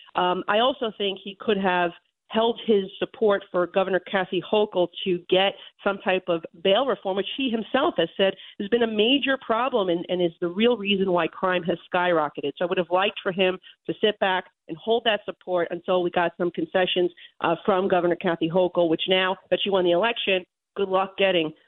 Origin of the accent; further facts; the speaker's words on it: New York, United States; as a New Yorker